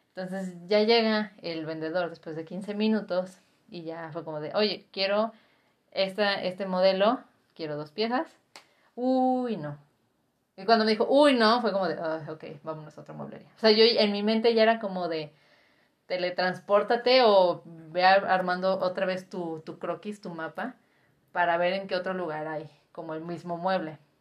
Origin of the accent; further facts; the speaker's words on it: Guadalajara, Jalisco, Mexico; yo que soy tapatía